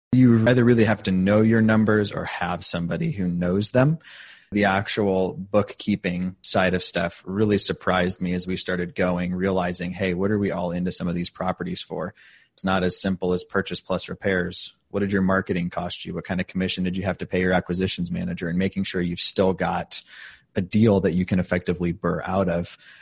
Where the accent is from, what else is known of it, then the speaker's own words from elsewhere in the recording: St. Louis, Missouri, United States; moved away as an adult; now in Indianapolis, United States; I'm originally from St. Louis. I lived there for about 10 years before I came out to Indy